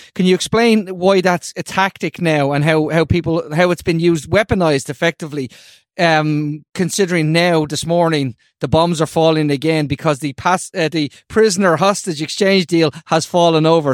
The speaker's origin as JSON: {"language": "English", "country": "Ireland"}